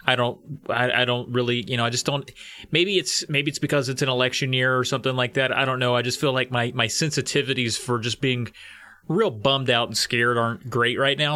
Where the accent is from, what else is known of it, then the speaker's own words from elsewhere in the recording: rural Virginia, United States; I grew up and live in rural Virginia